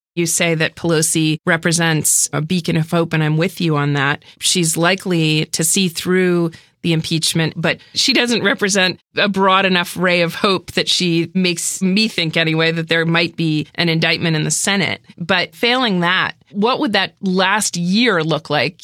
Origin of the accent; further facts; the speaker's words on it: New Hampshire, United States; I'm from New Hampshire.